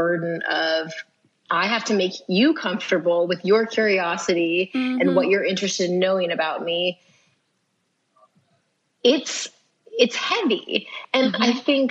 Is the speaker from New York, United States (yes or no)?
no; Kansas, United States; I'm from here. I'm from the U.S. I'm from Kansas